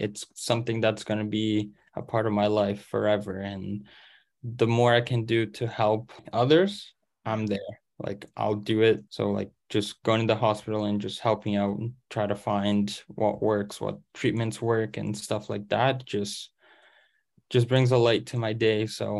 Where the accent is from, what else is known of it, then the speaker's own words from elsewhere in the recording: Canada; English is a second language; moved away; So especially just because I came from Canada, I didn't know English and I had to go through that entire process first.